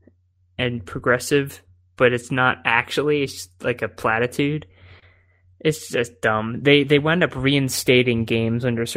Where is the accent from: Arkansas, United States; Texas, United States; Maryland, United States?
Maryland, United States; I grew up in Maryland